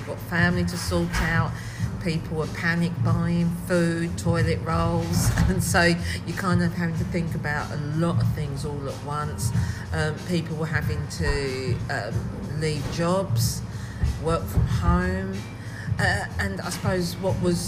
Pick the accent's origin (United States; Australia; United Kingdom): United Kingdom; Southend-on-Sea, East of England; I'm born and bred in Southend